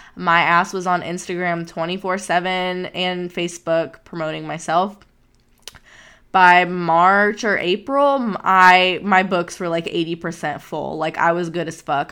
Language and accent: English; Houston, Texas, United States; also born or lived in Austin; I ended up coming back to the burbs of Houston to my family where I'm from